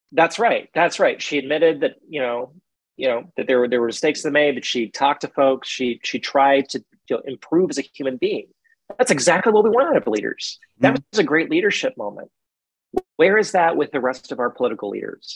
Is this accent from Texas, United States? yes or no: yes; Central Texas, United States; growing up in Central Texas